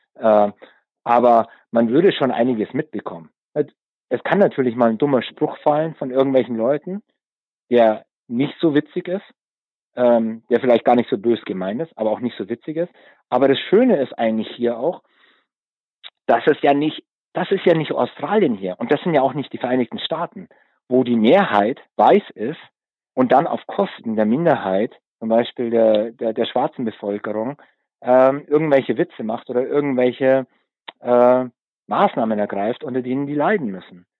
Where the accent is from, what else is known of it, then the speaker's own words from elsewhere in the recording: Munich, Bavaria, Germany; moved away as an adult; now in South Africa; als gestandener Münchner, als Münchner Kindel